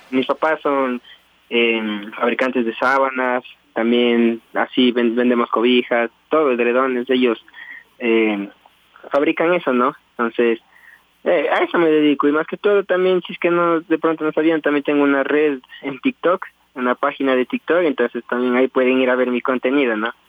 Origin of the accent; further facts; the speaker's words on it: Tulcán, Carchi, Ecuador; yo nací aquí en Tulcán, en la provincia de Carchi. Y hasta esta edad que tengo actualmente eh, vivo aquí con mis padres